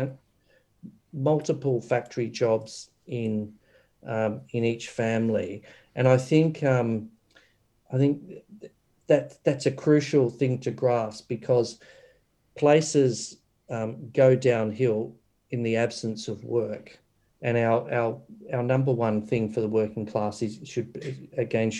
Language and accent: English; Doveton, Victoria, Australia; I grew up in Doveton